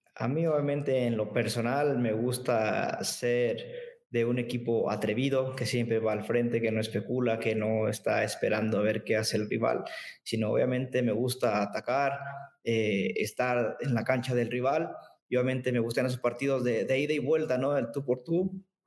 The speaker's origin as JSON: {"language": "Spanish", "country": "Mexico", "said": "crecer a uno como mexicano en competencia"}